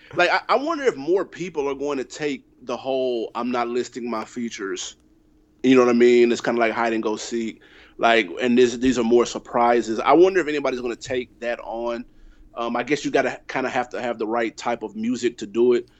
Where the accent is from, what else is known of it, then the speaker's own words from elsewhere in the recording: Nashville, Tennessee, United States; I'm from Tennessee, I'm from Nashville